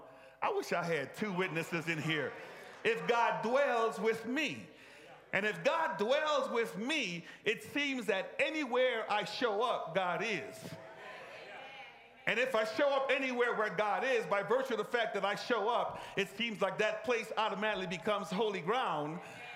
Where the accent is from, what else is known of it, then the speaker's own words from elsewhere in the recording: Egypt; I grew up in Egypt. And Egypt is not a monotheistic nation.